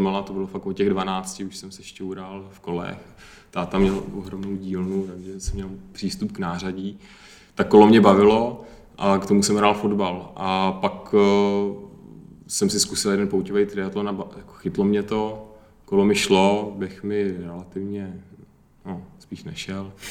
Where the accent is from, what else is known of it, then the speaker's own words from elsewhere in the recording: Pardubice, Pardubice Region, Czechia; Já jsem z Parduby